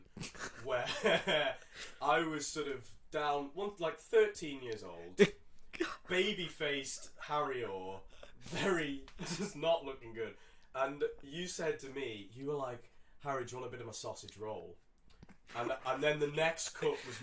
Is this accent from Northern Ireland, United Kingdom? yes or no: yes; Northern Ireland, United Kingdom; moved away; I was originally from Northern Ireland